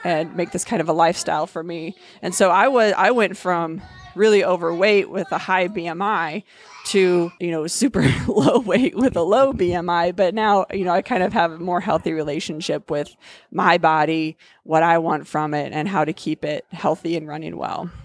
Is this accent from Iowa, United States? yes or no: yes; Cedar Rapids, Iowa, United States; moved away as an adult; also born or lived in Fort Collins, Colorado; I was born and raised in Cedar Rapids.